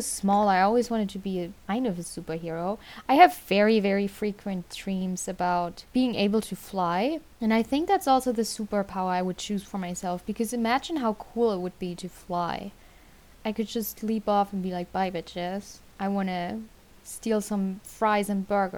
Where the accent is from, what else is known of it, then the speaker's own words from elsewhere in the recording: Germany; I'm from Germany